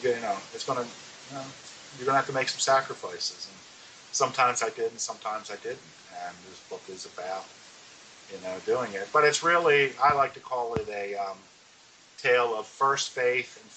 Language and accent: English; Baltimore, Maryland, United States; I was born and raised in Baltimore, Maryland, a child of the 60s